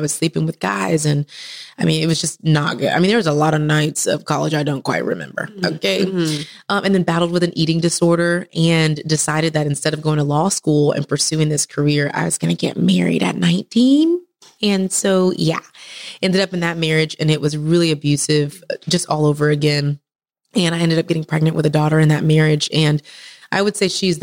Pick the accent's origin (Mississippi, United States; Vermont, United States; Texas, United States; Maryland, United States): Texas, United States; moved away as an adult; now in Atlanta, United States; originally from Texas, best state in the world